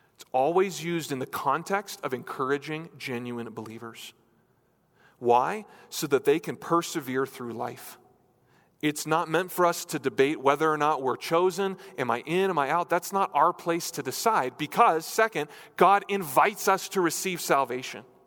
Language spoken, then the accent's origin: English; New Hampshire, United States; moved away; I grew up in New Hampshire, in New England.